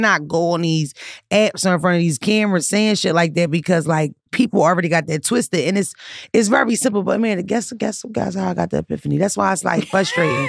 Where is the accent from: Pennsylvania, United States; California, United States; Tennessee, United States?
Pennsylvania, United States; Philadelphia; I grew up in North Philly. I grew up in the hood